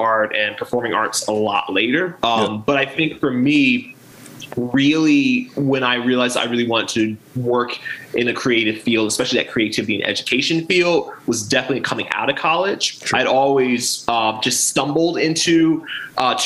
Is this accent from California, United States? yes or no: no; Baltimore, Maryland, United States; also born or lived in Aberdeen, Harford County, Maryland / Virginia; I am definitely born and raised in Maryland. I grew up on the Alameda section